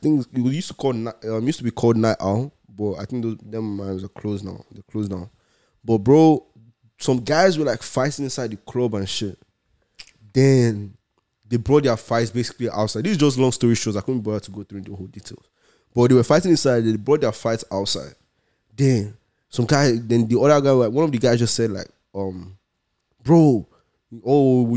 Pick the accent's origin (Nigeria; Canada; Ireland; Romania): Nigeria; as a Nigerian boy